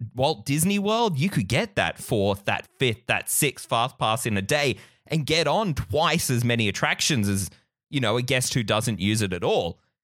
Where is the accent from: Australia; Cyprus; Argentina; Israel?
Australia; we're Australian enthusiasts